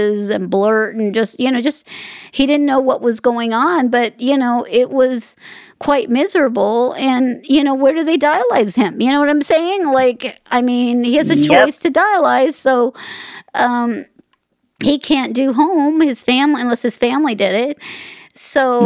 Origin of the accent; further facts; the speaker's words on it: Las Vegas, Nevada, United States; I'm in Vegas. I'm from Vegas.